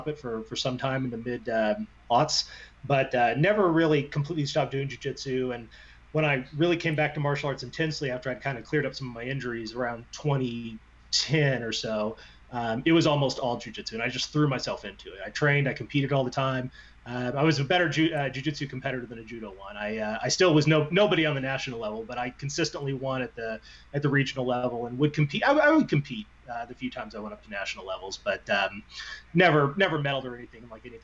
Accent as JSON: {"language": "English", "region": "Indiana", "country": "United States", "said": "I'm from Indiana"}